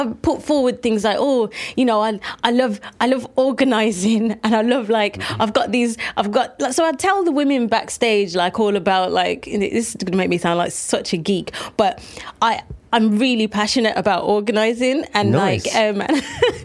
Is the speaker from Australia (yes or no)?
no; United Kingdom; As a British black person